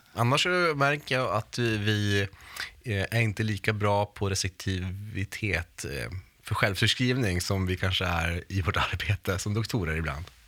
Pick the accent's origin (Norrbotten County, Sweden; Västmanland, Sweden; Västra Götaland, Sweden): Norrbotten County, Sweden; själv kommer jag från Norrbotten